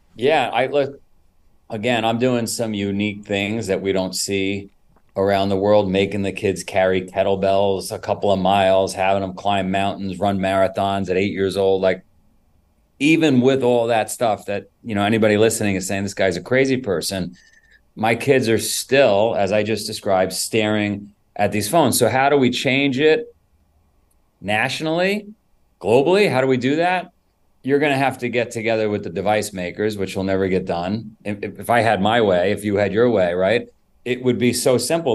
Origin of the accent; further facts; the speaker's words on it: New York City, New York, United States; also born or lived in Florida; now in Vermont, United States; I grew up in Queens and New York many, many years ago.